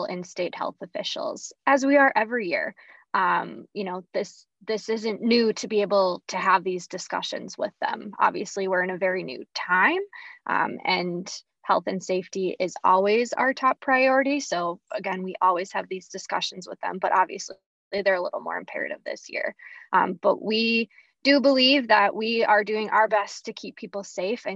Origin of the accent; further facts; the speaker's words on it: St. Cloud, Minnesota, United States; I am a Minnesota native. I grew up in St. Cloud, Minnesota, Apollo grad, and we grew up coming to the fair